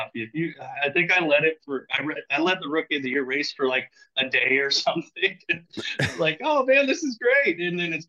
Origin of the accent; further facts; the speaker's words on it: California, United States; I'm from California. We don't have big water like